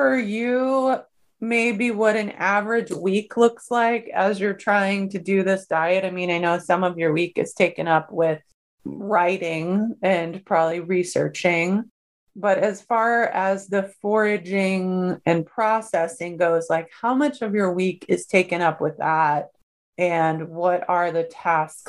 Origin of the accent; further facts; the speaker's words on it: Ohio, United States; moved away as an adult; now in North Carolina, United States; I'm originally from Ohio